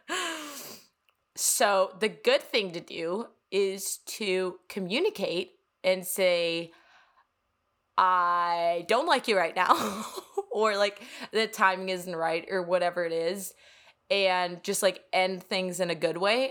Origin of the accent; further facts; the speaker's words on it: Copenhagen, Capital Region of Denmark, Denmark; English is a second language; also born or lived in New York; now in Miami, United States; I am straight up from Copenhagen, Denmark